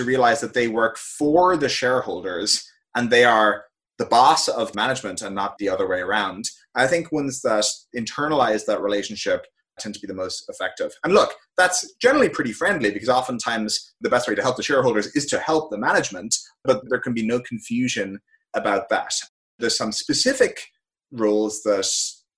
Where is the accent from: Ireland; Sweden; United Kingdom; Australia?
Ireland; moved away as an adult; also born or lived in San Francisco, United States; now in United States; I grew up in Ireland. I spent all my years there until I moved out to the United States for college